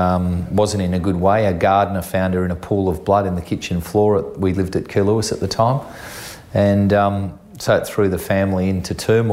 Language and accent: English; Geelong, Victoria, Australia; I grew up in Geelong as a youngster